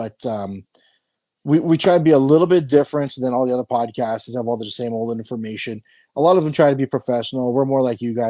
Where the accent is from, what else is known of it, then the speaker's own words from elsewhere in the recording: Ottawa, Ontario, Canada; moved away as an adult; also born or lived in western Canada; I'm born and raised in Ottawa. I moved here in 2012